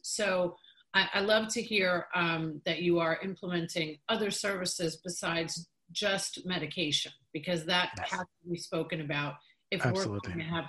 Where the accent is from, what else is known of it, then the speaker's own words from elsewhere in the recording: New York, United States; I grew up in New York